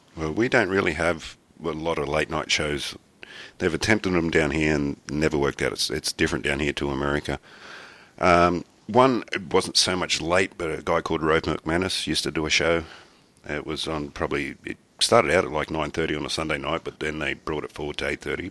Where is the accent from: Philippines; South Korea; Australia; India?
Australia; I'm Australian